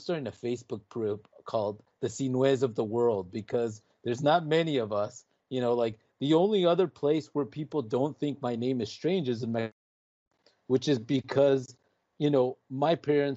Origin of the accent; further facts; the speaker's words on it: Chicago, Illinois, United States; I was born in Chicago, here in Chicago, where I live now